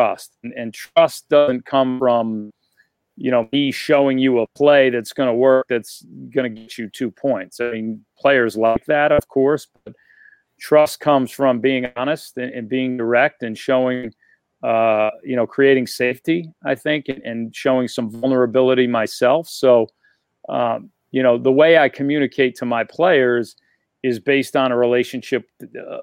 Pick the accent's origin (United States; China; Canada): United States; New York; moved away as an adult; also born or lived in Rhode Island / Maine; now in Providence, United States; So, I grew up in New York. Both my parents are from the Bronx